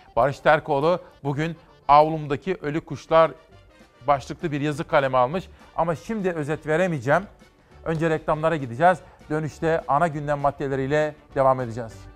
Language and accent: Turkish; Turkey; moved away; benim memleketime bakalım. Benim memleketimde de Zafer Havalimanı yapıldı.